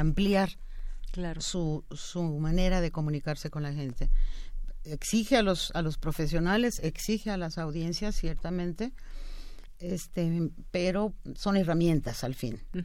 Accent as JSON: {"language": "Spanish", "country": "Mexico", "said": "esta gran diversidad que somos los mexicanos"}